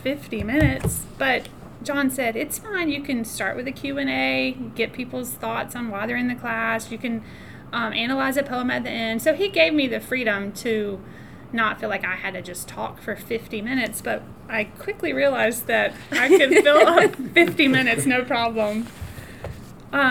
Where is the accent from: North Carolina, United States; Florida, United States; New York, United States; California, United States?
North Carolina, United States; about an hour from Wilmington; now in Greenville, United States; Wilmington, North Carolina, which is about an hour from where I grew up